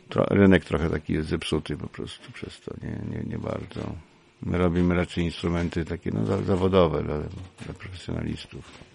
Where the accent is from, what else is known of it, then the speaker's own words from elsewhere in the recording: Kraków, Lesser Poland, Poland; moved away as an adult; now in Dąbrówka, Poland; ja pierwsze 20 lat swojego życia spędziłem w Krakowie. W ogóle jestem urodzony Krakusem.